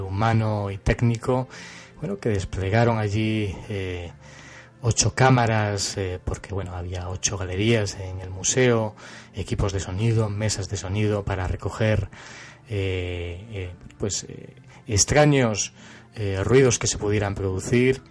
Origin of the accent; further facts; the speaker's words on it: Cáceres, Extremadura, Spain; fui con él a Cáceres, eh, a mi ciudad natal